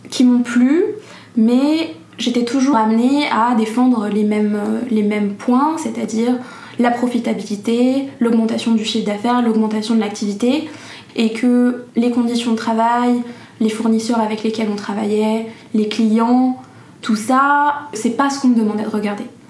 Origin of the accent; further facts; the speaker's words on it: Paris suburbs, Île-de-France, France; j'ai grandi en banlieue parisienne